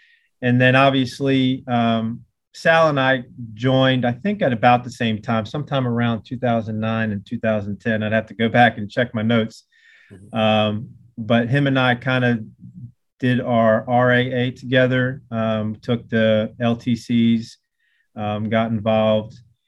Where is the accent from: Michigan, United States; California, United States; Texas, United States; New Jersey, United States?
New Jersey, United States; Tabernacle; moved away as an adult; also born or lived in North Carolina / Manassas, Virginia; now in Virginia, United States; I grew up in Tabernacle, New Jersey, South Jersey kid, small town right across from Philadelphia.